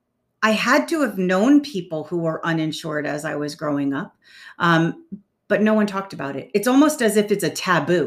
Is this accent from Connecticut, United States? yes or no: yes; New London, Connecticut, United States; I grew up in New London, Connecticut